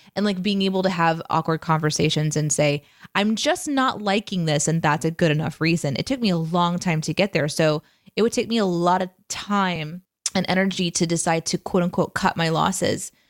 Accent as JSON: {"language": "English", "region": "Midwest", "country": "United States", "said": "I am from the Midwest"}